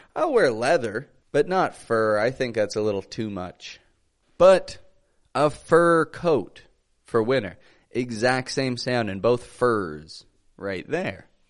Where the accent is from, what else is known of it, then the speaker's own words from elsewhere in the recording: Canada; now in Mexico; I come from Canada. I live in the great country of Mexico